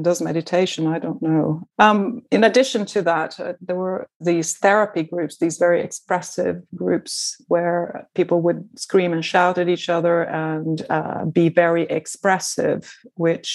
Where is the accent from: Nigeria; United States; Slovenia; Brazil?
Brazil; first language Portuguese; English is a second language; moved away; I was from Brazil, and my mother tongue is Portuguese